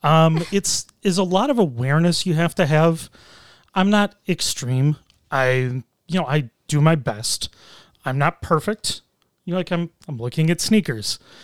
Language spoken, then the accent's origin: English; Buffalo, New York, United States; I grew up in Buffalo. I've lived here in Buffalo my whole life